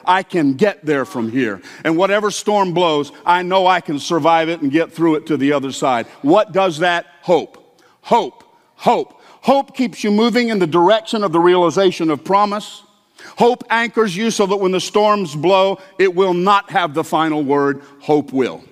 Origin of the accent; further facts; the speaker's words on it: the South, United States; I grew up hearing in the South